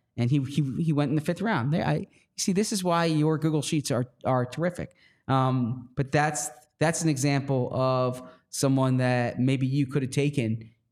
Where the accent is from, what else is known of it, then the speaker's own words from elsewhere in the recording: Philadelphia, Pennsylvania, United States; accent: Philadelphia; I say Philadelphia the way people in Philadelphia say it